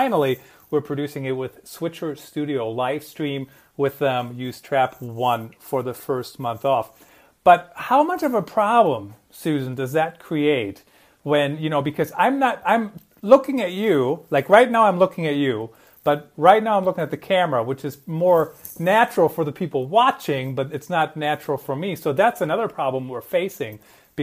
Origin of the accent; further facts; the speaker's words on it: Germany; now in United States; I grew up in Germany